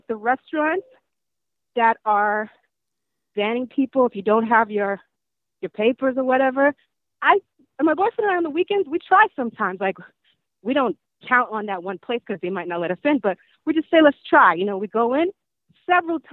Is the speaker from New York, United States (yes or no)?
yes; New York City, New York, United States; as a native New Yorker